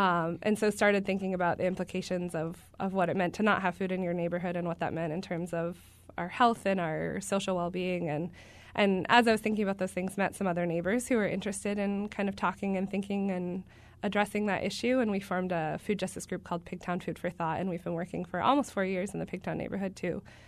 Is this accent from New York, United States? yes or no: no; New Hampshire, United States; moved away as an adult; also born or lived in Guatemala; now in Baltimore, United States; So I'm originally from New Hampshire, and also found out later on in life that I come from a family of farmers